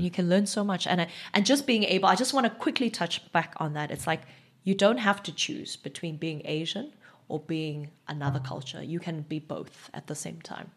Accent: Eastern Cape, South Africa; first language Xhosa; English is a second language; also born or lived in Johannesburg; now in Cape Town, South Africa; growing up in South Africa

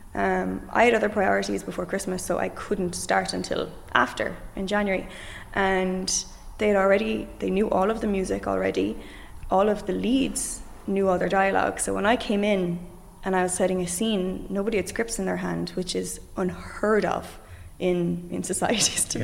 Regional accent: Limerick, Munster, Ireland; I come from Limerick

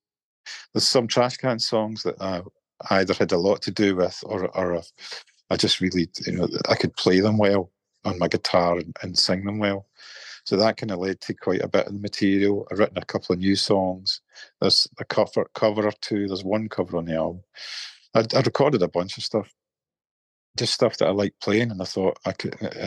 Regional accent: Irvine, Scotland, United Kingdom; also born or lived in Glasgow; my hometown in Irvine

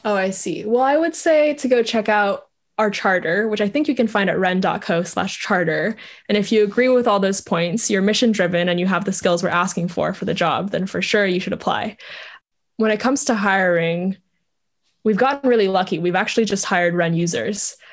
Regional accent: Vietnam; moved away; I grew up in Vietnam

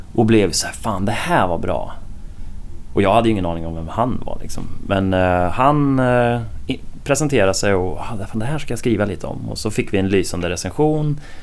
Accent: Åtvidaberg, Östergötland, Sweden; also born or lived in Linköping; hos mig nere i Åtvidaberg där jag kommer ifrån

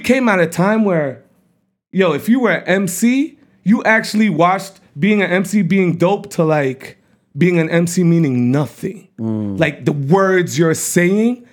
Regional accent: Montreal, Quebec, Canada; moved away as an adult; also born or lived in LaSalle / West Island / Toronto / Asia; I'm originally from Montreal.

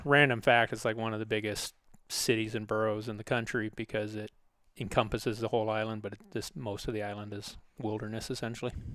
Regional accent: Sitka, Alaska, United States; I grew up in Alaska

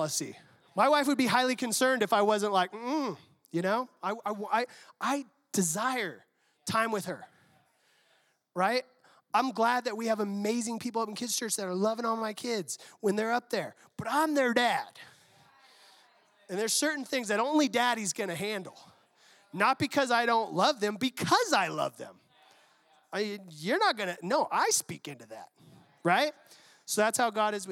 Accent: San Diego, California, United States; I'm from San Diego

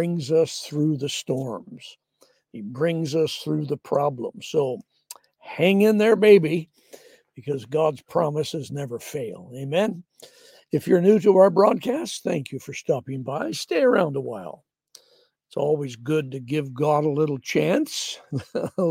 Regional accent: the Northwest, Pacific Northwest, United States; we're from the Northwest

